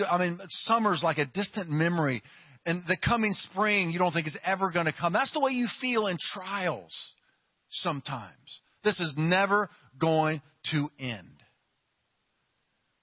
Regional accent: Ohio, United States; moved away; also born or lived in Louisiana / California; I'm from Ohio, and it's cold there.

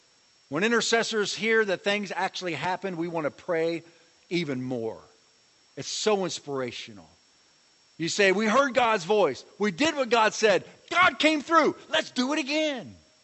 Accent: Ramona, California, United States; I'm from Ramona.

